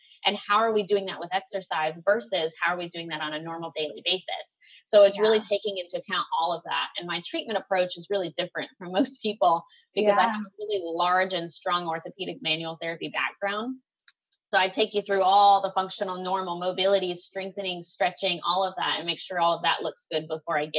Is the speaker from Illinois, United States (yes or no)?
no; Tennessee, United States; I'm from Tennessee